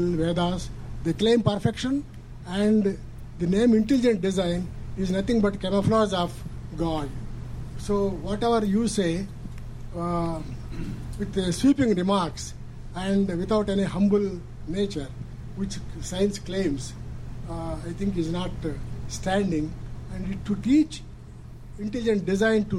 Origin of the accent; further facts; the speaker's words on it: India; moved away; I come from India